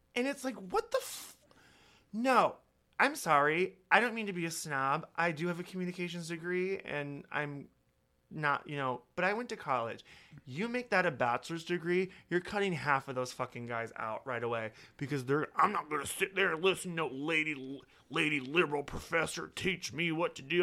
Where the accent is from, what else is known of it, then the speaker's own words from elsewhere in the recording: Holstein, Iowa, United States; moved away; also born or lived in Sioux City, Iowa; I'm from Holstein, Iowa, where, like, I had forty-two people in my class.